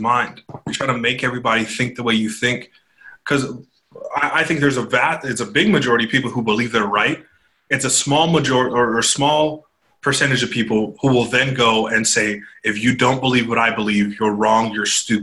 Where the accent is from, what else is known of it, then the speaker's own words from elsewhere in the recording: right outside of San Francisco, California, United States; I grew up right outside of San Francisco